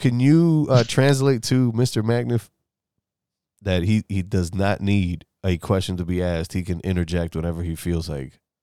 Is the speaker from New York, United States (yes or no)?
yes; New York, United States; moved away; I'm from New York, right? Well, I'm originally from New York.